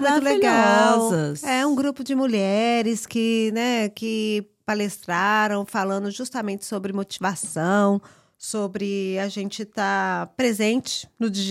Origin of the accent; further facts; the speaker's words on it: Brazil; A gente é brasileiro também uhum. aqui, né?